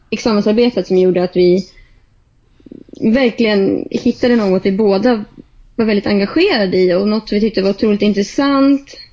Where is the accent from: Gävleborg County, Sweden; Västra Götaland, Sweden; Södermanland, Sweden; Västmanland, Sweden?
Gävleborg County, Sweden; Delsbo; born or raised there; moved away as an adult; now in Stockholm, Sweden